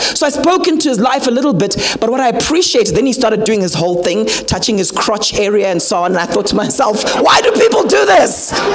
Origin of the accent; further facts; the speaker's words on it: Harare, Zimbabwe; also born or lived in Mutare; now in South Africa; I grew up in Harare, but we come from the Mutare area